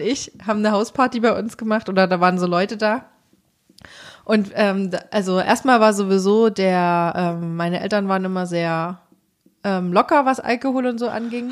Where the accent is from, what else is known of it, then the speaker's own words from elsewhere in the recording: Thuringia, Germany; moved away; in der Kleinstadt, in der ich aufgewachsen bin in Thüringen